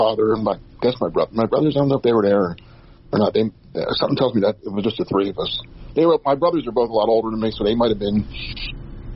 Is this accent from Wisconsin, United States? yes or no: no; New Jersey, United States; I grew up in New Jersey